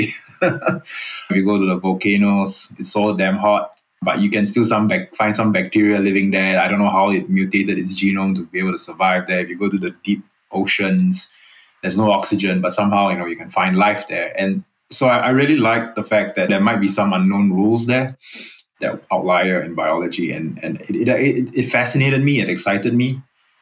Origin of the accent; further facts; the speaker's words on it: Singapore; moved away as an adult; also born or lived in Boston; I'm Singaporean, born and raised. I've actually been away for 16 years now